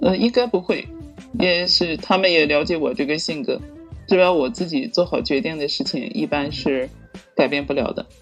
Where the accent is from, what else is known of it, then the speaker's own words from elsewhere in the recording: Heilongjiang, China; also born or lived in Jinan, Shandong; now in Tai'an, China; 我是在黑龙江出生的山东人，因为从小呢是在黑龙江长大的哦，东北长大的，呃，现在呢，对，回来已经有二三十年了吧，跟着父母